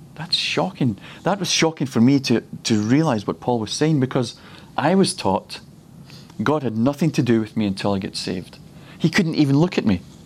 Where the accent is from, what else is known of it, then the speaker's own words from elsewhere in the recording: Scotland, United Kingdom; he decided that I would be born in the best nation in the world, and he's put me in Scotland